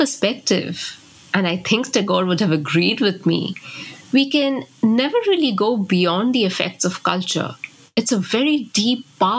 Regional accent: West Bengal, India; Growing up in India, it's really clear that we are shaped by our cultural background.

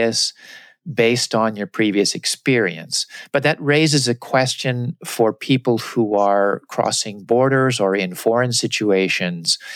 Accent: United States; moved away as an adult; also born or lived in Japan; I came with my American cultural glasses. Everything I saw was filtered through my experience as an American

